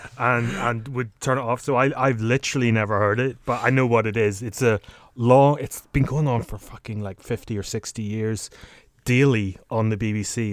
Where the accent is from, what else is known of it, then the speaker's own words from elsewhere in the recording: Northern Ireland, United Kingdom; growing up in Northern Ireland